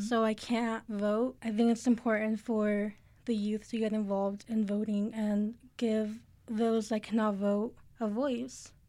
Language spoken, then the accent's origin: English; Mexico; now in Albuquerque, United States; I come from Mexico.